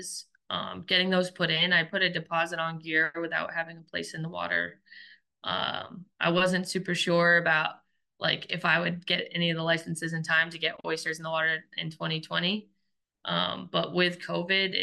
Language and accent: English; Belfast, Maine, United States; also born or lived in New Hampshire; I grew up pretty much all of my life that I'm in memory in Belfast, Maine, which is a small coastal town in the mid coast.